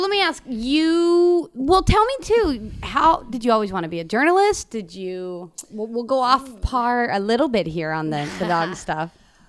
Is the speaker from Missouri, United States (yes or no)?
yes; Independence, Missouri, United States; also born or lived in Denver, Colorado; I was born in Denver, but I grew up in Independence, Missouri.